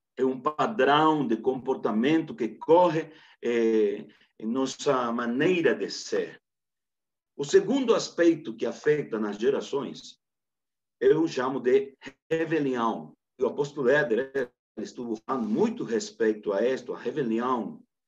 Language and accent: Portuguese; Camiri, Santa Cruz, Bolivia; Portuguese is a second language; eu sou de Santa Cruz, Bolívia, precisamente de uma localidade chamada Camiri